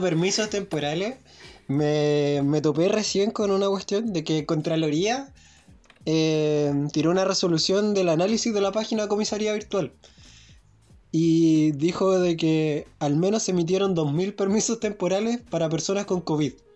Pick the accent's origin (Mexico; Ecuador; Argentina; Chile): Chile